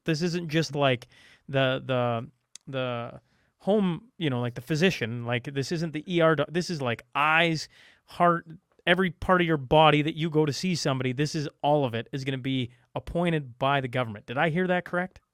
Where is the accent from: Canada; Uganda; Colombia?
Canada; Alberta; I'm talking about my hometown. I'm talking about the two biggest cities in, in, uh, in Alberta